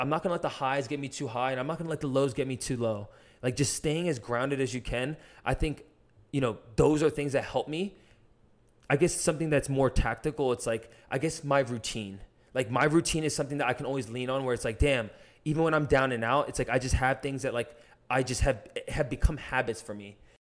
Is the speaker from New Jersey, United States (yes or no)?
yes; New Jersey, United States; I was born in New Jersey